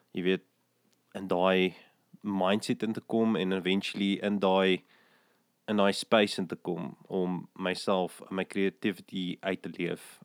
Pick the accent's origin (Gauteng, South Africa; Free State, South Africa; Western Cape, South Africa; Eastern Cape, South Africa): Gauteng, South Africa; West Rand; also born or lived in Krugersdorp; ek het in die Wesrand groot geword